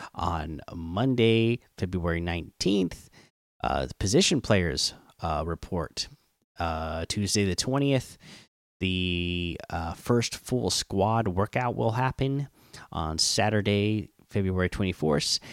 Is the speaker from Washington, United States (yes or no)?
yes; Seattle, Washington, United States; the teams from my hometown